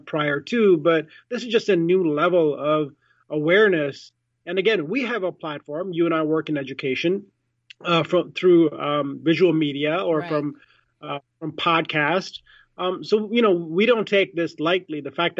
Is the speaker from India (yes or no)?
yes; India; I'm Indian, I was born in India